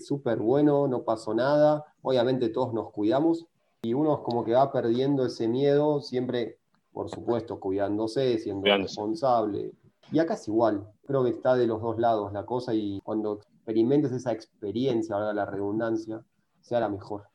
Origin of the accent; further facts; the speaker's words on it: Argentina; moved away as an adult; now in Mexico; siendo argentino, medio argentino y arrogante